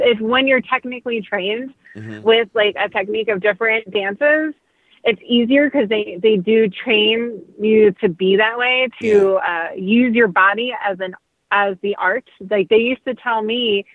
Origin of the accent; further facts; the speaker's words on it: New Jersey, United States; I'm also from South Jersey, which is a very, like, country type feel.